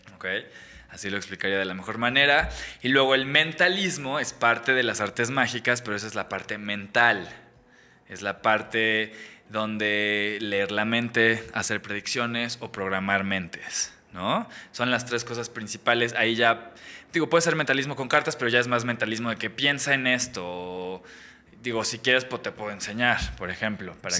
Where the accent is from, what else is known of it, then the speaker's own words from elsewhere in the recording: Mexico; una carrera de mago en México